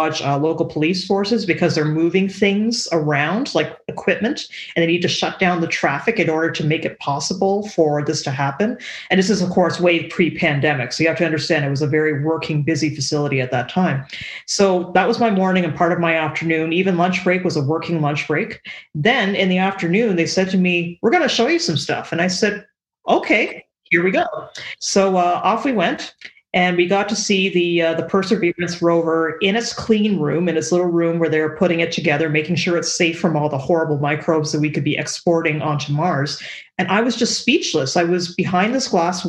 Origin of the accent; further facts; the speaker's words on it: Canada; I am a Canadian